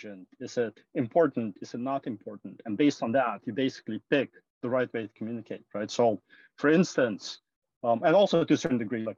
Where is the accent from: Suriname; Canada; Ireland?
Suriname; moved away as an adult; also born or lived in Netherlands / London, United Kingdom; now in San Francisco, United States; I was born and raised in this tiny country called Suriname